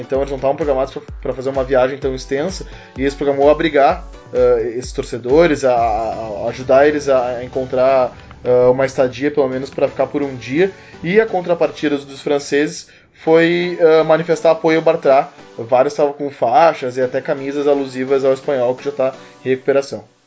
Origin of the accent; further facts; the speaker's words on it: Porto Alegre, Rio Grande do Sul, Brazil; sou gaúcho, sou de Porto Alegre